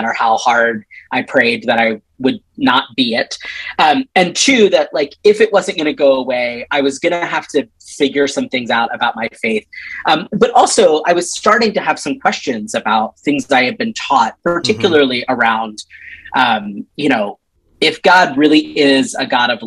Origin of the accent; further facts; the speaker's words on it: Upper Black Eddy, Pennsylvania, United States; I grew up in rural Pennsylvania.